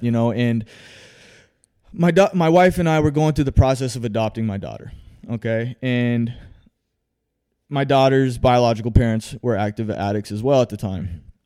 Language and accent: English; Phoenix, Arizona, United States; I was born right here in Phoenix, Arizona, man. More specifically, the Maryvale area